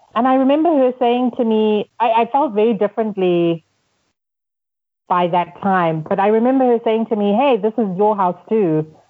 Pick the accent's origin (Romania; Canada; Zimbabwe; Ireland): Zimbabwe; also born or lived in United States; now in Nairobi, Kenya; I'm from Zimbabwe.